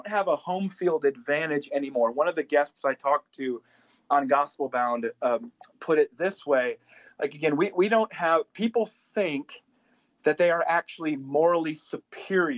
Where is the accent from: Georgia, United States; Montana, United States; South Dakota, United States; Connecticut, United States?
South Dakota, United States; the people that I grew up with in South Dakota